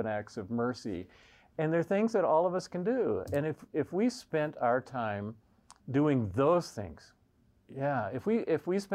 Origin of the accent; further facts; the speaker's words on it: the Bible Belt, United States; now in Evergreen, Colorado, United States; being born in the Bible Belt in the United States